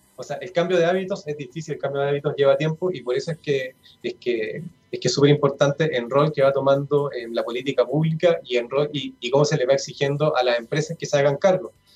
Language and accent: Spanish; Chile; esta mentalidad consumista que, eh, tenemos como, como chilenos